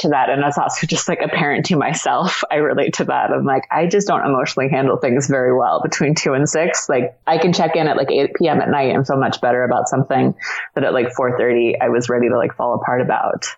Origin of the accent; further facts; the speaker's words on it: Washington, District of Columbia, United States; I was born in Washington D.C.